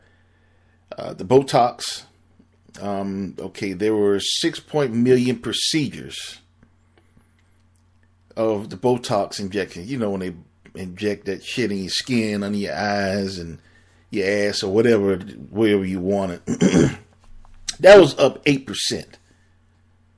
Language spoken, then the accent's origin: English; Miami, Florida, United States; I'm born and raised in Miami